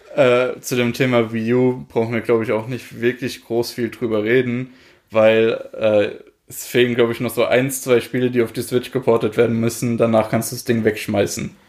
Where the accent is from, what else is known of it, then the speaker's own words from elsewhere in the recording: Germany; bei uns in Deutschland